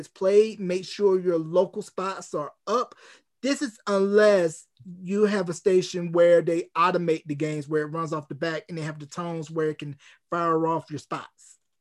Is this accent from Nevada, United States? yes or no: no; North Carolina, United States; my hometown of, uh, Gadsden, North Carolina